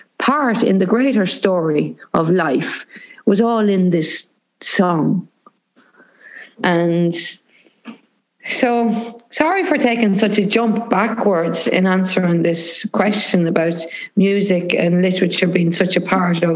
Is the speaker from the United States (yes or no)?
no; Cavan, Ulster, Ireland; a lot of the music that I grew up listening to in Cavan would have been American music